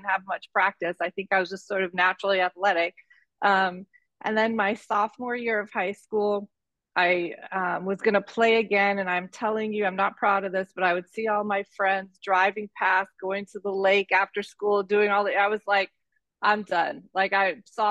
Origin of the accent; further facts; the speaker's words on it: Detroit, Michigan, United States; I was born in Detroit, Michigan, and my mom was a single mom, and my brothers and I kind of ran around the streets of Detroit and played a lot of sports